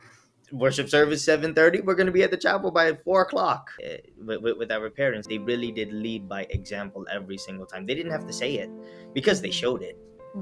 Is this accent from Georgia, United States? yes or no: yes; Milledgeville, Georgia, United States; We grew up in Milledgeville, Georgia.